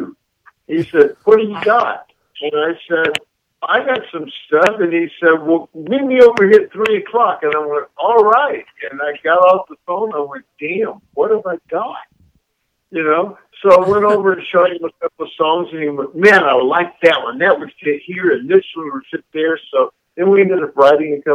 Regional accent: the South, United States; So I'm from the South

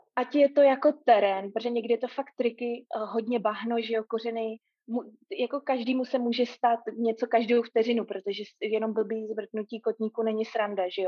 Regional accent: Prague, Czechia; moved away as an adult; now in Auckland, New Zealand; jsem původem z Prahy

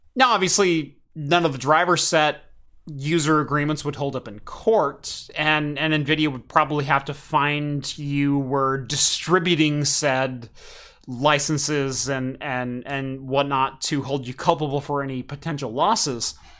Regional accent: Eugene, Oregon, United States; I grew up in Eugene

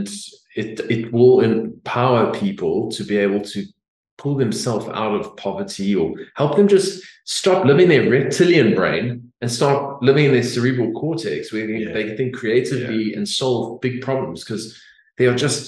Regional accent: South Africa; now in Australia; I come from South Africa

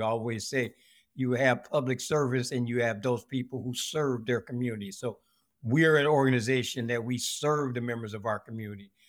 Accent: Seattle, Washington, United States; born and raised in Seattle, Washington

